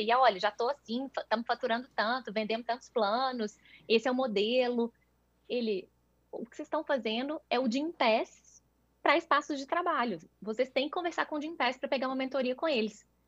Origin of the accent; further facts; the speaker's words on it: Minas Gerais, Brazil; sou mineira, tenho 34 anos